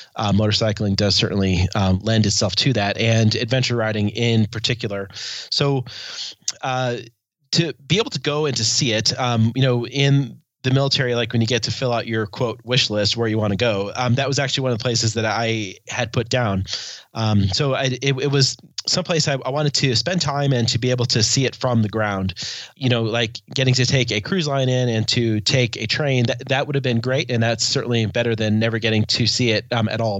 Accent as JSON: {"language": "English", "town": "Helena", "region": "Montana", "country": "United States", "said": "I am from the Queen City of the Rockies, Helena, Montana"}